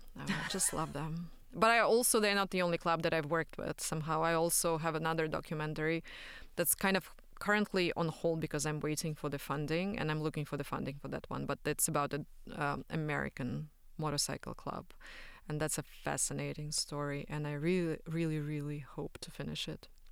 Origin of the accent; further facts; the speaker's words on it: Belarus; moved away; I'm from Belarus